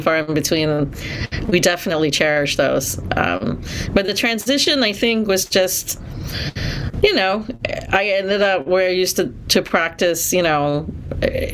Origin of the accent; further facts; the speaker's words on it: Singapore; also born or lived in California; now in United States; I'm originally from Singapore, and so coming here to the U.S.